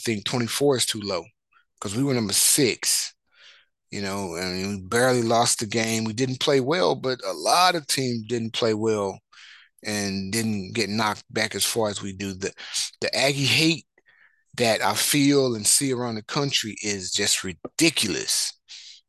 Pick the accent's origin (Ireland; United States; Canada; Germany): United States; Marshall, Texas; I'm from Marshall, Texas